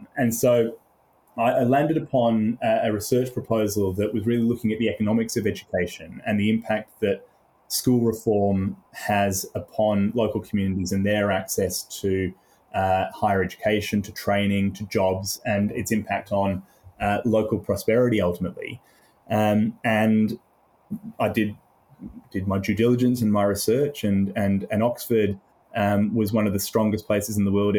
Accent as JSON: {"language": "English", "country": "Australia", "tie": "born or raised there", "also_born_or_lived": "United Kingdom", "accent": "mid-Indian Ocean", "said": "I was born in the UK and then came to Australia. So I've got a slightly, I don't know, mid-Indian Ocean accent, whatever the correct geography would be."}